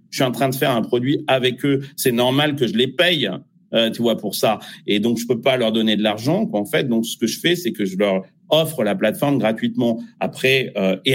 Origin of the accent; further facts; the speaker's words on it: France; Euh, je suis français, mais je fais de la musique pour le monde entier.